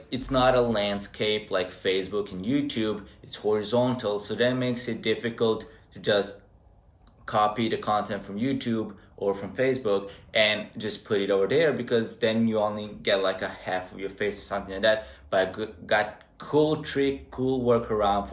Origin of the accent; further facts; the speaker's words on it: Serbia; moved away as an adult; now in Novi Sad, Serbia; compared to my hometown, it feels like it's a whole different country with different mentality.